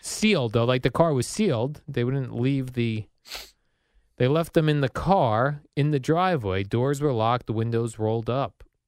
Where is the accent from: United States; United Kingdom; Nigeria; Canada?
United States; Woodbridge, New Jersey; I grew up in the Woodbridge, uh, Colonia area